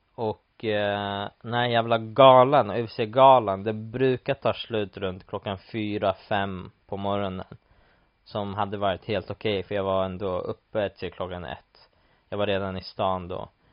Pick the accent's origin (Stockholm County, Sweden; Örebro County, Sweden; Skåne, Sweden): Stockholm County, Sweden; Stockholm; moved away as an adult; now in London, United Kingdom; hemma i Stockholm